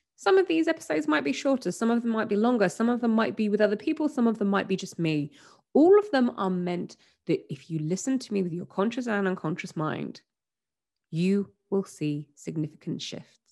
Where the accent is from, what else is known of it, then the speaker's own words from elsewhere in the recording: England, United Kingdom; I'm from England and w, we're British